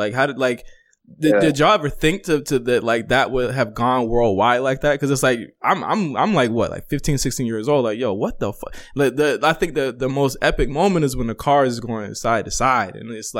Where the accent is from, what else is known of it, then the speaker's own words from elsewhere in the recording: Virginia, United States; now in Los Angeles, United States; I'm from Virginia originally and I moved out